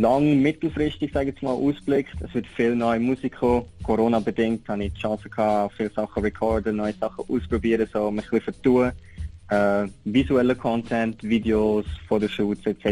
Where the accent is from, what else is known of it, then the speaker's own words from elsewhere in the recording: Switzerland; also born or lived in Aargau; now in Lucerne, Switzerland; bin ich natürlich aber auch ein Schweizer Rapper. Ich rappe auf Mundart